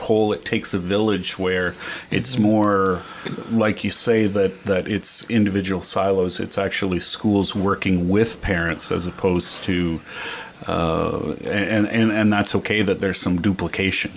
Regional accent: Hay River, Northwest Territories, Canada; moved away; I grew up in Hay River, Northwest Territories, a town of 3,000

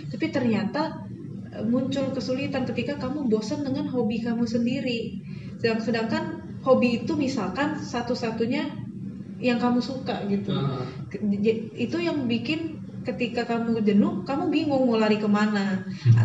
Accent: Palembang, South Sumatra, Indonesia; moved away; also born or lived in Bandung; aku dari, asalnya dari Palembang

